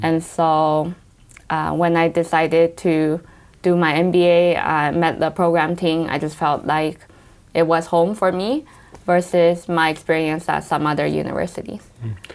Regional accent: Los Angeles, California, United States; moved away as an adult; also born or lived in Taiwan; now in London, United Kingdom; I grew up in Los Angeles.

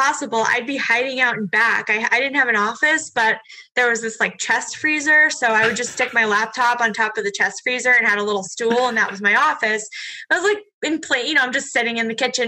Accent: Massachusetts, United States; moved away as an adult; now in New Hampshire, United States; growing up in Massachusetts

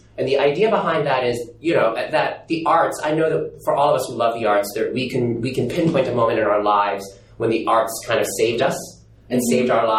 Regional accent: New York City, New York, United States; I grew up in New York City and Broadway was only a 40-minute train ride away from Bay Ridge, Brooklyn, where I grew up, like, my parents are immigrant parents. They're blue-collar immigrant parents.

